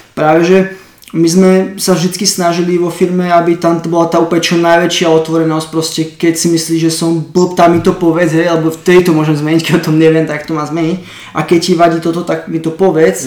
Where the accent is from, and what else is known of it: Slovakia; moved away; also born or lived in Ireland